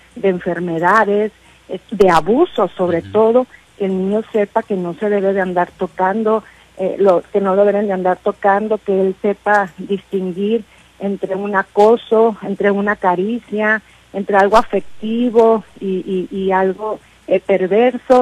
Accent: Los Mochis, Sinaloa, Mexico; los mochis, eh, mi tierra natal

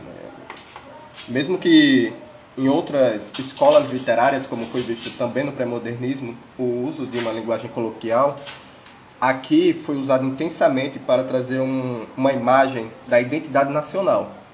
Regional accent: Brazil; somos, brasileiros

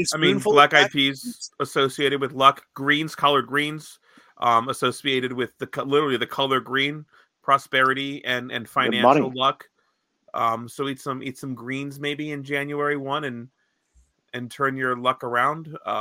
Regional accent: Lancaster County, Pennsylvania, United States; I know we're from Lancaster County.

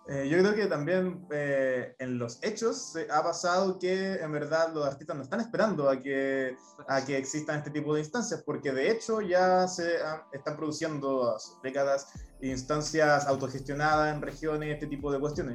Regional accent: Copiapó, Atacama, Chile; soy de Copiapó

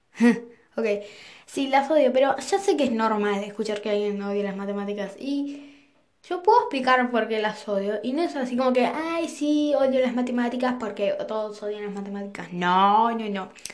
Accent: Argentina; yo también soy de Argentina

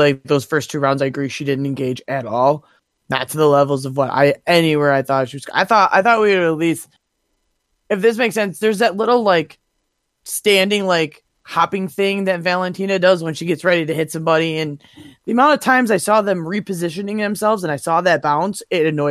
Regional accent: Detroit, Michigan, United States; I'm from Metro Detroit

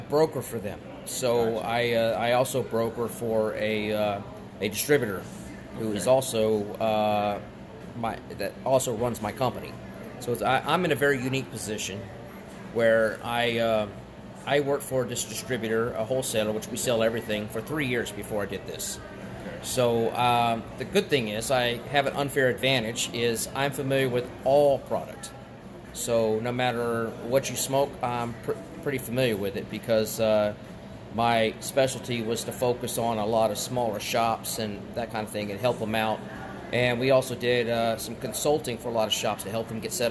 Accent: South Texas, United States; moved away as an adult; also born or lived in Charleston, South Carolina; now in Delaware, United States; I was born and raised in Texas, South Texas

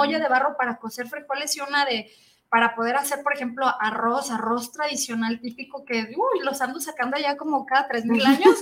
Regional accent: Mexico; soy mexicana

